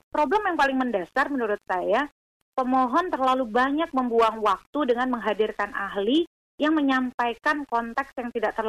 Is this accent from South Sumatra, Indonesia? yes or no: yes; South Sumatra, Indonesia; di Sumatera Selatan, contoh kampung saya